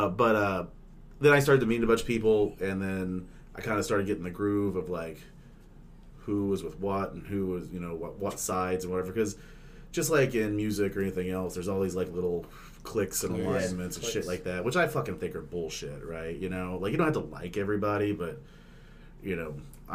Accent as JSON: {"language": "English", "region": "Oklahoma", "country": "United States", "tie": "born or raised there", "said": "I grew up in Oklahoma"}